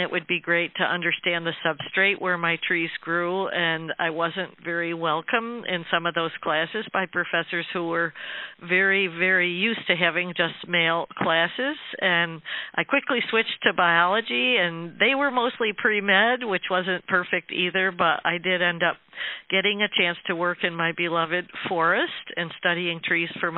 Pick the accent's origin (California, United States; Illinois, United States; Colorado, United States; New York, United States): New York, United States; upstate; our small rural town in upstate New York